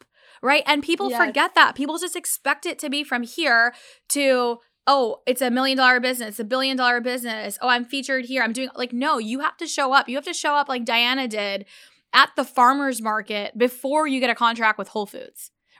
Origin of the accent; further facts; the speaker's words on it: Pakistan; I eat dates just naturally in our diet as I'm Pakistani and we just have dates in like, you know, in our diet already.